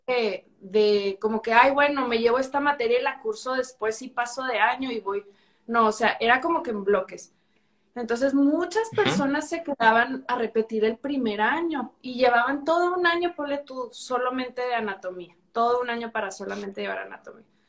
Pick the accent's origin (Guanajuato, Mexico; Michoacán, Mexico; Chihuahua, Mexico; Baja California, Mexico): Chihuahua, Mexico; also born or lived in Mexico City; soy de Chihuahua, Chihuahua